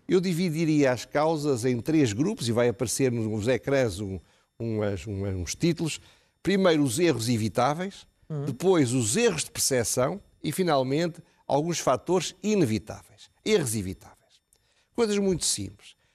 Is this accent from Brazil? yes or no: no; Portugal